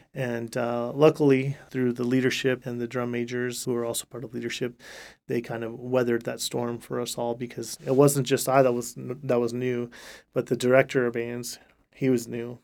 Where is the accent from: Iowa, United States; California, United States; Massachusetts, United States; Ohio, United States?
California, United States; Riverbank; moved away as an adult; now in Stillwater, United States; I'm from Riverbank, California, which is, uh, uh, just a couple hours south of the state capital, Sacramento.